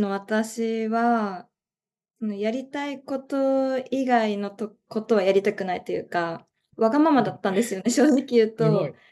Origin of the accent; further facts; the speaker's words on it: Chiba, Japan; 千葉です。